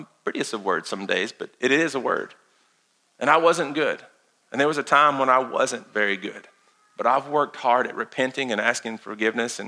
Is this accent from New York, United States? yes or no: no; Lincoln County, Casey County, Garrard County, Boyle County, Kentucky, United States; we grew up around here in Lincoln County, Casey County, Garrett County, Bull County